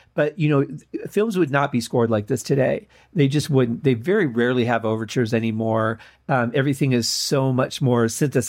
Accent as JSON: {"language": "English", "town": "Mount Clemens", "region": "Michigan", "country": "United States", "tie": "born or raised there", "said": "We grew up in Mount Clemens, Michigan"}